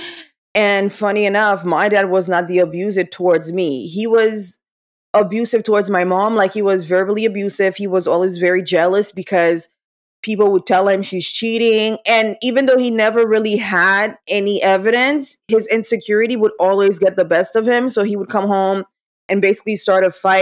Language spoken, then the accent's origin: English; Haiti; moved away; I was growing up in Haiti